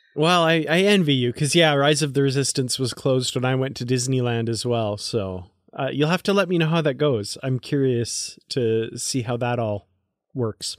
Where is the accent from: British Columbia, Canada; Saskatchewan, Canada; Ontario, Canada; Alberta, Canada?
Alberta, Canada; Grande Prairie; my hometown of Grand Prairie, Alberta